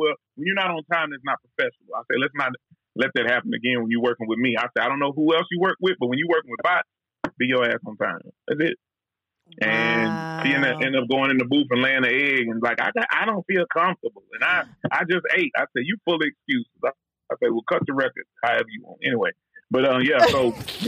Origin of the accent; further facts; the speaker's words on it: Texas, United States; I was from Texas. We barbecue and Mexican food